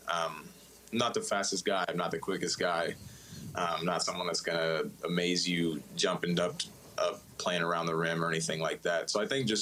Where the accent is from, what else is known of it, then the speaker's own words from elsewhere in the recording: Indiana, United States; growing up in Indiana